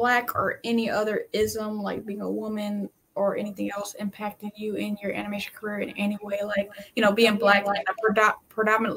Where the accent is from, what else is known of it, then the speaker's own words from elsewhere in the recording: Michigan, United States; I'm from Michigan